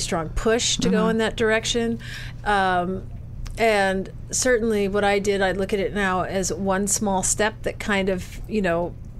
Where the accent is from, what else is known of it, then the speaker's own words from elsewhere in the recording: Detroit, Michigan, United States; moved away as an adult; also born or lived in New York; I grew up in Detroit.